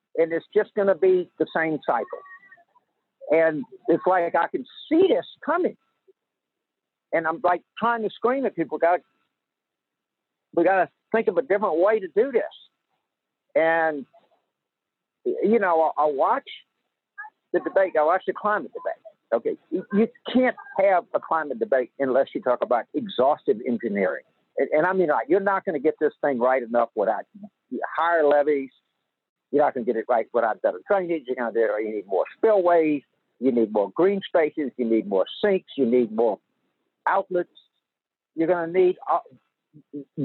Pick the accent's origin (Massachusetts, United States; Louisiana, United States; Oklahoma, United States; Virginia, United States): Louisiana, United States; in my hometown, in my area